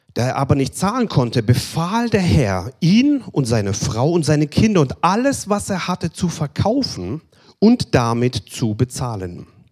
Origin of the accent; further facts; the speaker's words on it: Germany; Bei uns in Deutschland